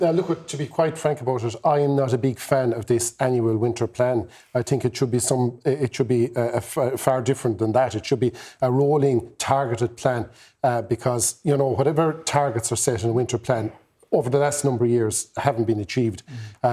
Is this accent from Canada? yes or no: no; the Midwest, Mid-West, Ireland; I come from the Midwest